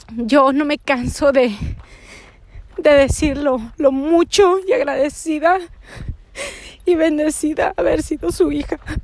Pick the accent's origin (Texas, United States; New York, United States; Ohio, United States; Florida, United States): Texas, United States; Mission; moved away; del valle de Texas, de donde yo soy. Eh, nací en Misión